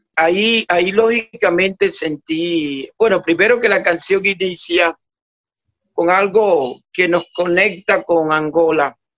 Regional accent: San Basilio de Palenque, Bolívar, Colombia; yo de niño en Palenque

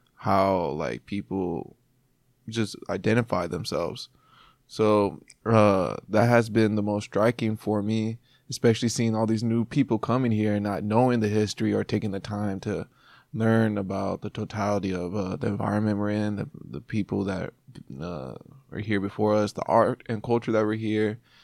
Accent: Bakersfield, California, United States; moved away as an adult; also born or lived in Oildale, California; now in Seattle, United States; I'm from Bakersfield, California

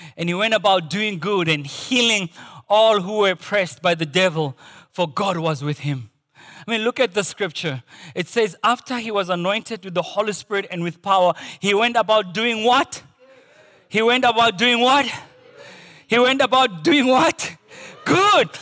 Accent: Potchefstroom, North West, South Africa; moved away; growing up in Porch's room

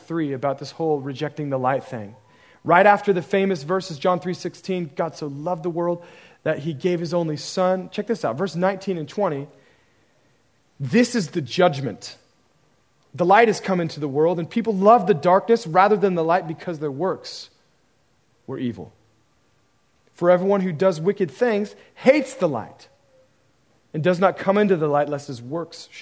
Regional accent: Oregon, United States; I grew up in Oregon, where the liberalism and humanism story was pretty rampant

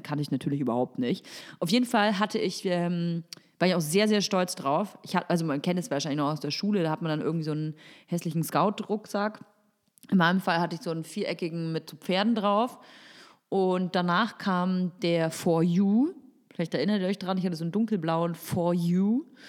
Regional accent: Nuremberg, Bavaria, Germany; moved away; Ich komme ursprünglich aus Nürnberg

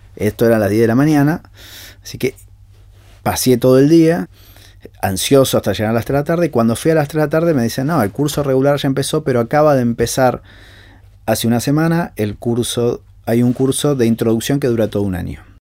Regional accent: Argentina

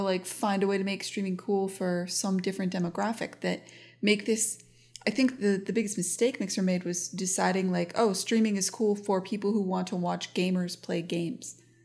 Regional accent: United States; as an American

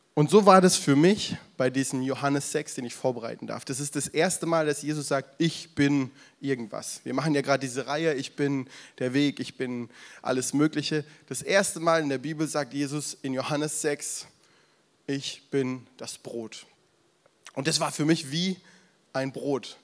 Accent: the South, parents from Franconia, Southern Germany, Germany; now in Berlin area, Germany; Ich komme ja ursprünglich aus dem Süden, meine Eltern aus dem Frankenland

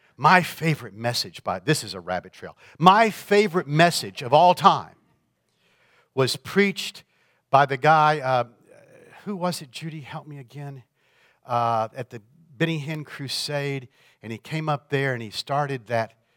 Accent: Florida, United States; now in Michigan, United States; I grew up in Florida

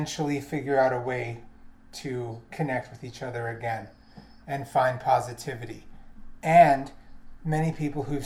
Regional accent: New York City, New York, United States; I'm a New Yorker.

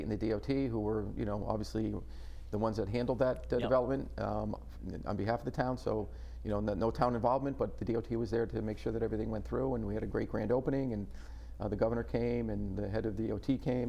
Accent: Clinton, Connecticut, United States; Clinton. It's my hometown.

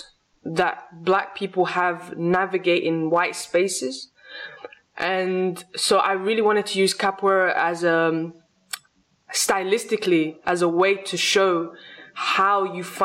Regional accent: England, United Kingdom; English is a second language; also born or lived in Lisbon, Portugal; I grew up in England

